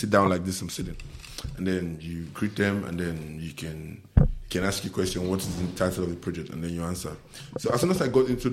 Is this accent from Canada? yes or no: no; Lagos, Nigeria; also born or lived in Imo State; I grew up in Lagos